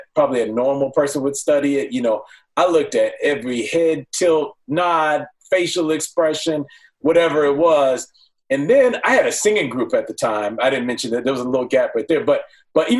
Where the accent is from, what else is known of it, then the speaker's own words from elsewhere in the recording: Rancho Cucamonga, California, United States; also born or lived in Pomona, California / Los Angeles, California; I'm born and raised here in L.A. Moved out to Pomona. I was born in Pomona, so not L.A., and then moved out to Rancho Cucamonga at like around 10.